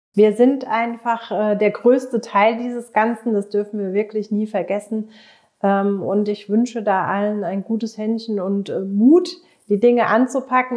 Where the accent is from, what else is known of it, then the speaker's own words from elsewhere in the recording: Germany; Bei uns in Deutschland